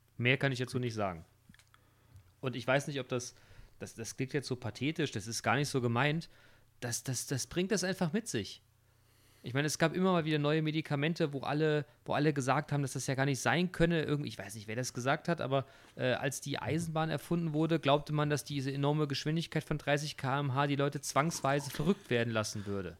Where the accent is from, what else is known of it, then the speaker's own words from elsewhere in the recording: Hesse, Germany; hier bei uns in Hessen